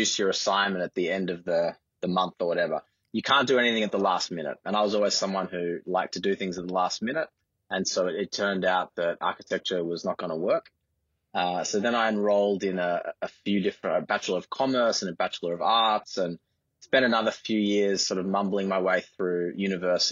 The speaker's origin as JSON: {"language": "English", "town": "Sydney", "region": "New South Wales", "country": "Australia", "tie": "born or raised there", "said": "I grew up in the eastern suburbs. I was born in Paddington and grew up around Centennial Park. Went to school in Bondi Junction."}